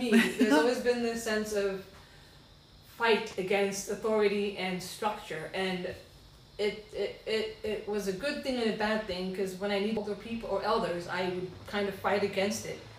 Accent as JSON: {"language": "English", "country": "Sierra Leone", "tie": "born there", "said": "I was born in Sierra Leone, West Africa"}